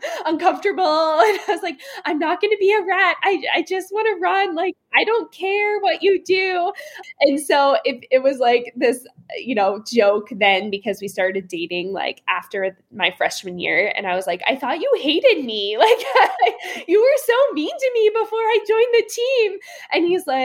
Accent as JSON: {"language": "English", "town": "Shippensburg", "region": "Pennsylvania", "country": "United States", "tie": "born or raised there", "said": "Shippensburg University, which is where my hometown was"}